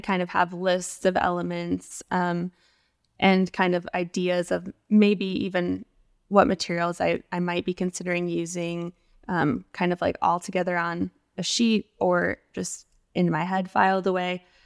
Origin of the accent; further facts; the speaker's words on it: right outside of Las Vegas, where the Hoover Dam is, Nevada, United States; now in Austin, United States; I grew up in the West, uh, kind of right outside of Las Vegas, um, where the Hoover Dam is